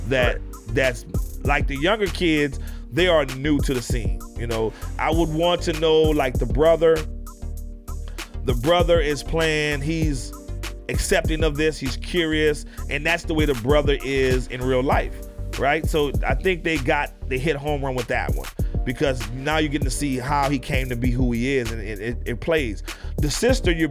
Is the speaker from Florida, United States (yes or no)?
no; New Orleans, Louisiana, United States; now in Houston, United States; when I moved from New Orleans to Houston, I had never seen a Mexican a day in my life, ever. All I saw was Black and white growing up in New Orleans.